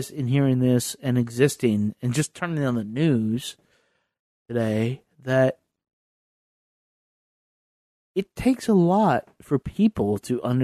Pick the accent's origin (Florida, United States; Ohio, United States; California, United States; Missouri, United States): Ohio, United States; Ravenna; I'm from Ravenna, but I can claim Akron